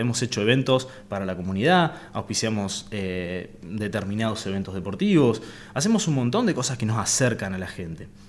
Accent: Avellaneda, Santa Fe, Argentina; also born or lived in Reconquista; nací en Avellaneda en realidad. En eh, me crié en Avellaneda y hoy por hoy trabajamos desde Reconquista

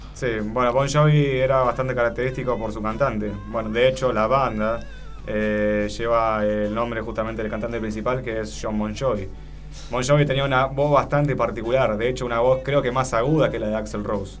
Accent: Argentina; nosotros, como argentinos

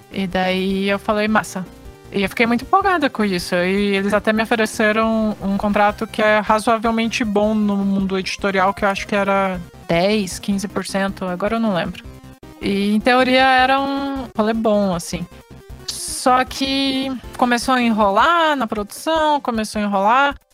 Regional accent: Rio de Janeiro, Brazil; Da minha terra, Rio de Janeiro?

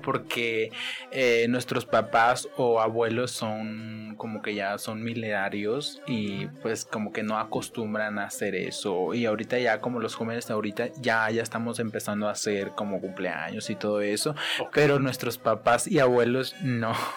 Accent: Mezquitic, Jalisco, Mexico; moved away as an adult; now in Guadalajara, Mexico; somos de la comunidad Nueva Colonia, municipio de Mezquitic, Jalisco

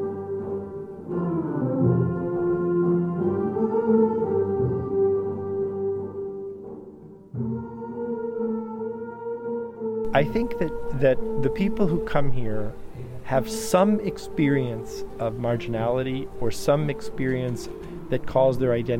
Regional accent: Bloomington, Indiana, United States; moved away; growing up in Bloomington

